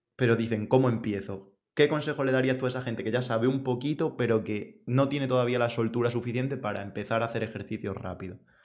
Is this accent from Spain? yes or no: yes; Extremadura, Spain; Yo, soy de Extremadura